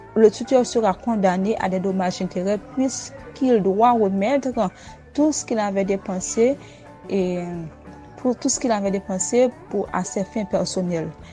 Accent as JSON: {"language": "French", "country": "Haiti", "said": "je suis haïtienne"}